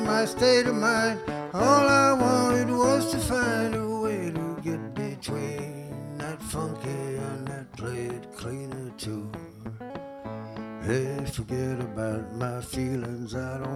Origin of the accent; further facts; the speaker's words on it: New Orleans, Louisiana, United States; moved away; I grew up in New Orleans